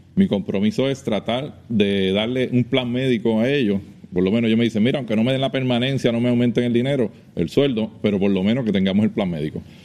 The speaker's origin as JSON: {"language": "Spanish", "town": "Trujillo Alto", "country": "Puerto Rico", "said": "yo voy a trabajar en mi pueblo, en Trujillo Alto me conocen"}